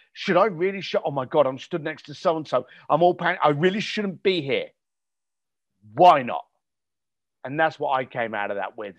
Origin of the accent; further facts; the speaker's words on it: United Kingdom; I was born just outside of London